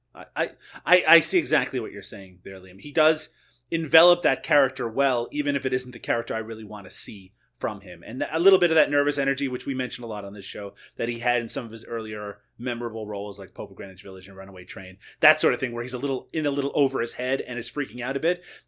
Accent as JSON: {"language": "English", "country": "Canada", "said": "as a Canadian"}